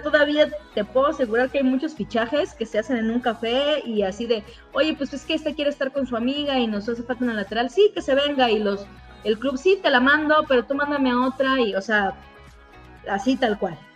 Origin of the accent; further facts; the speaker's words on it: Veracruz, Mexico; Por de donde soy